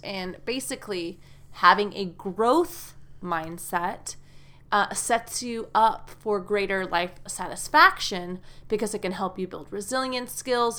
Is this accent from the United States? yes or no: yes; United States; from the U S American English teacher.